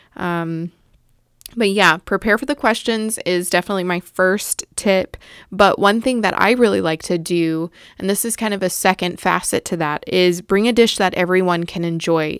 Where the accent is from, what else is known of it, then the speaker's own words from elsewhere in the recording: the South, United States; I grew up in the South